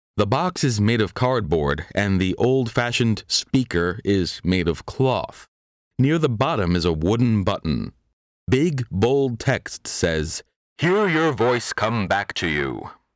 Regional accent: New York City, New York, United States; my hometown of Park Slope, Brooklyn

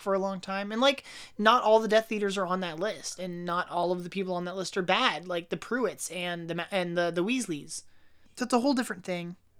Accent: United States; being American

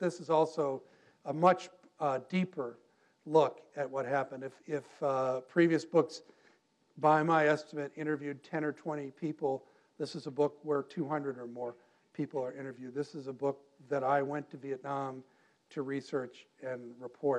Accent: United States; I'm an American.

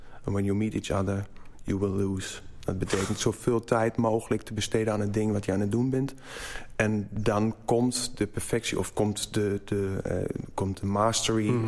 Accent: Black Forest, Baden-Württemberg, Germany; Dutch is a second language; moved away as an adult; now in Netherlands; ik kom uit het Zwarte Woud. Geboren getogen

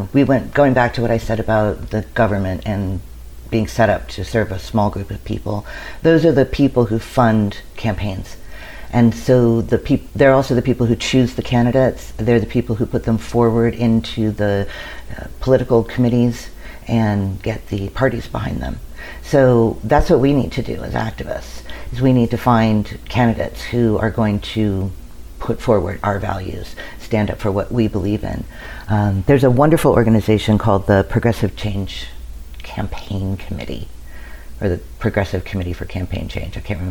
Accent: Washington, District of Columbia, United States; born there; I was born in Washington, D.C. I think that might have something to do with it.

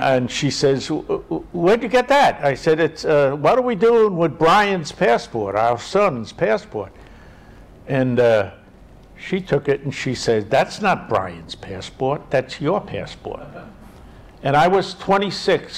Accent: New York City, New York, United States; growing up in Inwood, you got so many different people here

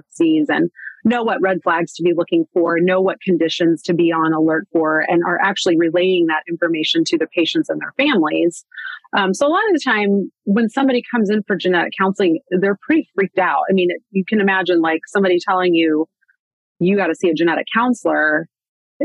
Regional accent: Manhattan, Kansas, United States; I grew up in Manhattan, Kansas, which is where Kansas State University is

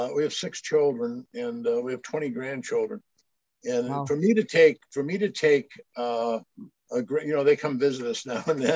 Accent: northern Maine, United States; moved away; I grew up, 20 miles from Quebec, Canada.

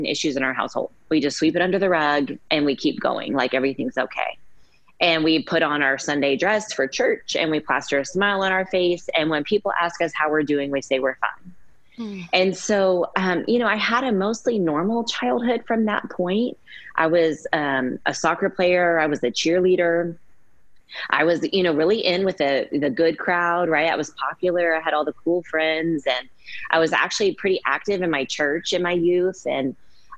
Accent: Keller, Texas, United States; also born or lived in Dallas, Texas; I was born in Dallas, Texas, and my family moved to Keller, which is a small, quiet, safe suburb of Fort Worth when I was about 5 years old

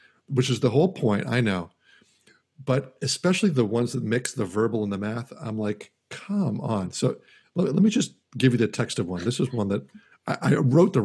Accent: United States; I'm an American

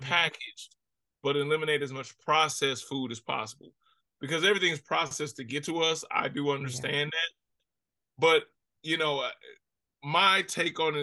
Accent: Ferguson, Missouri, United States; also born or lived in Miami; growing up in Ferguson, growing up in America

